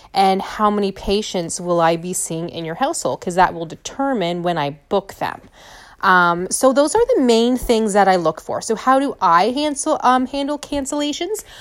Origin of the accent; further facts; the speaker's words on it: St. Thomas, Ontario, Canada; back in my hometown or back, you know, where I live in Saint Thomas